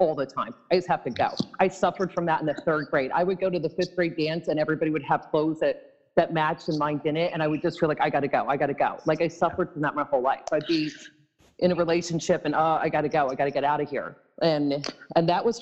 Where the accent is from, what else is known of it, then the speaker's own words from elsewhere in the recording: Bucks County, Pennsylvania, United States; also born or lived in St. Thomas / St. John / Seattle / Idaho; now in New Jersey, United States; I was born and raised in Bucks County, Pennsylvania